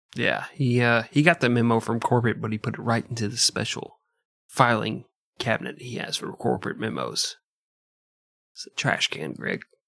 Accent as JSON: {"language": "English", "country": "United States", "said": "I'm American"}